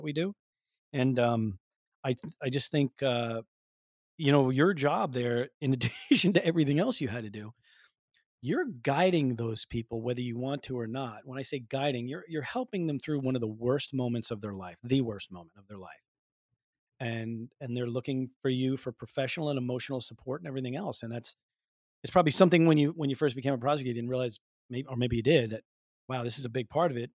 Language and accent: English; Northeast, United States; I'm from the Northeast.